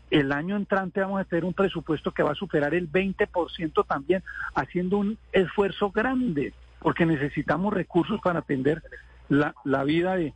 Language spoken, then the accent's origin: Spanish; Colombia; que somos todos los colombianos que ganamos impuesto